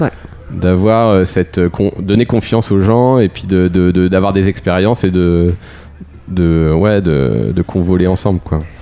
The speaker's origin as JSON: {"language": "French", "area": "Pont-d'Ouilly", "region": "Normandy", "country": "France", "said": "dans mon patelin à Pondouy"}